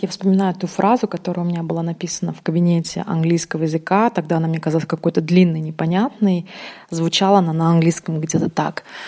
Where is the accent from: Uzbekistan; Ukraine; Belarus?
Uzbekistan; first language Russian; now in Russia; я родилась в Узбекистане, у меня, естественно, был урок русского языка, русский — это мой родной язык. Эм, потом, когда я переехала в Россию